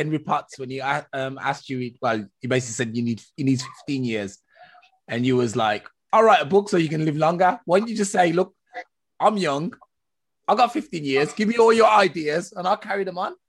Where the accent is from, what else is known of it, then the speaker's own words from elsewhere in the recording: England, United Kingdom; moved away as an adult; now in Germany; I was raised in England, UK, United Kingdom. I now live in Germany